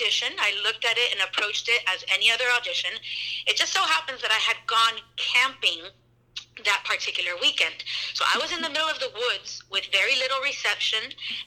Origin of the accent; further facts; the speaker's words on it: Miami, Florida, United States; moved away as an adult; also born or lived in Los Angeles; now in New Smyrna Beach, United States; I was born and raised in Miami, and my family is Cuban